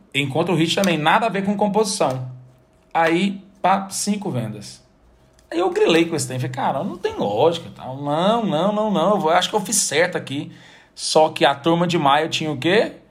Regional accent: Goiânia, Goiás, Brazil; also born or lived in Salvador; eu sou de Goiânia

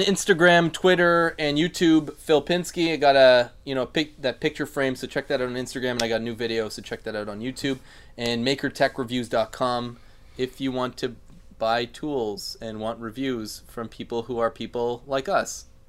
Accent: Canada; I'm Canadian

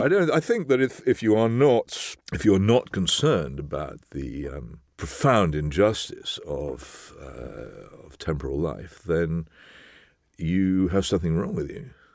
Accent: England, United Kingdom; It's part of being English, as far as I'm concerned. I couldn't be anything else

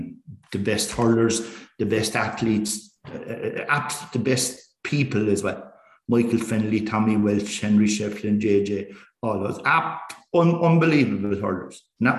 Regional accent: Wexford, Leinster, Ireland; moved away as an adult; now in Cork, Ireland; I'm from Wexford, and I have always stood up for Wexford down here, even though they've been as good as gold to me down here for 40 years.

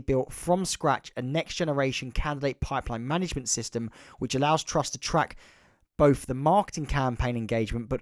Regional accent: Crawley, South East England, United Kingdom; I was born in Crawley Hospital, which is now shut down

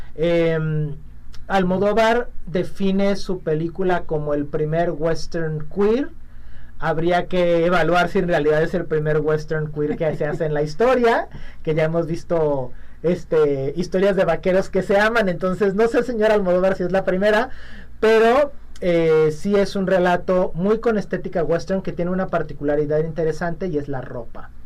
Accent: Mexico; las muchas cosas que somos los mexicanos

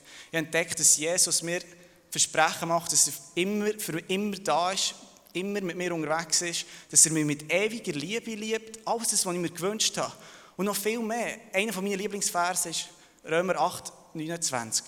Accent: Thun, Bern, Switzerland; also born or lived in Serbia; Ich bin geboren und aufgewachsen in Thun, aber ursprünglich komme ich von Serbien

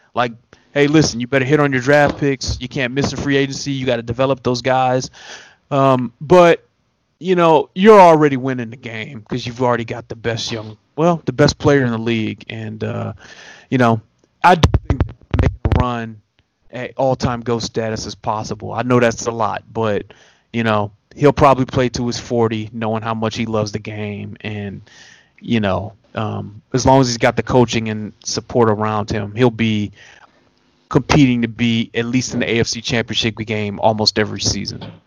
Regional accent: Detroit, Michigan, United States; I grew up in Detroit

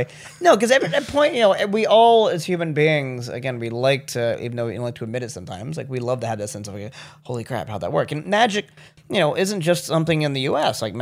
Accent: Baltimore, Maryland, United States; South Baltimore. Well, everybody calls it Federal Hill now to make it sound all swanky

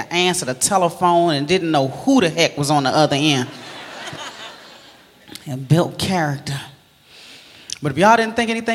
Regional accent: Maryland, United States; I'm originally from Maryland, right outside of D.C.

